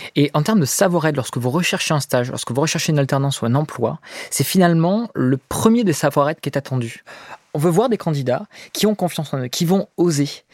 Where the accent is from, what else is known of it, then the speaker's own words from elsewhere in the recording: France; on est français, on a la chance d'être français.